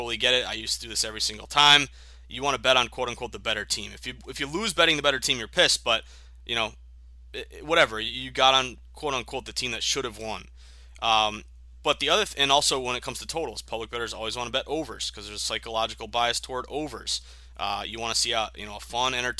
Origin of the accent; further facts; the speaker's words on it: the Berkshires, Western Massachusetts, United States; also born or lived in Vermont / Boston; I'm from Massachusetts. I was born in the Berkshires of Western Massachusetts.